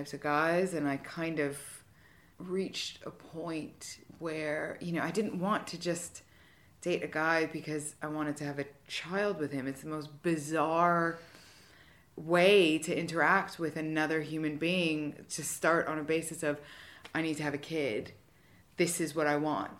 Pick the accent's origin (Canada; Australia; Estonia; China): Canada; moved away as an adult; now in United Kingdom; I'm originally from Canada